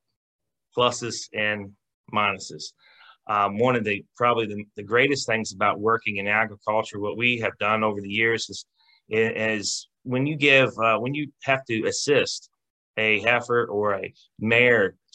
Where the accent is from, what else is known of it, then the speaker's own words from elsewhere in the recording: Ripon, West Virginia, United States; I grew up in Jefferson County, born and raised on a farm on the southern part of the county in the what I call what I refer to as the Ripon District, Ripon area.